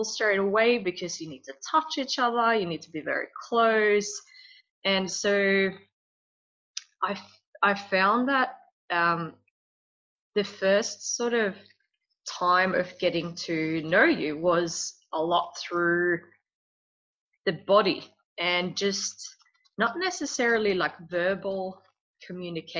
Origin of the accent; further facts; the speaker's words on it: Sweden; I'm from Sweden